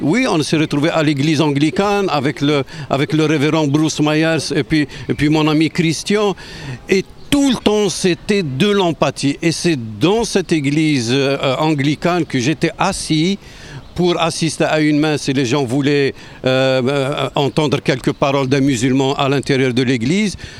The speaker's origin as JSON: {"language": "French", "town": "Tlemcen", "region": "Tlemcen Province", "country": "Algeria", "also_born_or_lived": "Quebec, Canada", "moved": "as an adult", "lives_now": "Quebec City, Canada", "said": "je viens de l'ouest de l'Algérie, à, à, à peu près 700 750 km d'Alger. Euh, euh, vers l'ouest, euh, proche de la frontière du Maroc. Je viens d'une ville millénaire"}